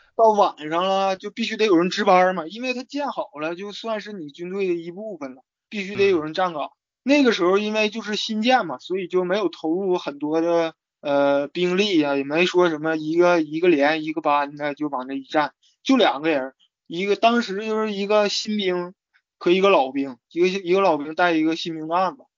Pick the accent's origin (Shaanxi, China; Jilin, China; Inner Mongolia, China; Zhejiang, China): Jilin, China; Changchun; moved away as an adult; 是我大二放暑假的时候回到长春